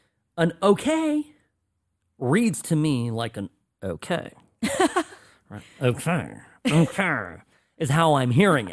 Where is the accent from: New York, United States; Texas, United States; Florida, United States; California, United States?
California, United States; Irvine; I grew up in Irvine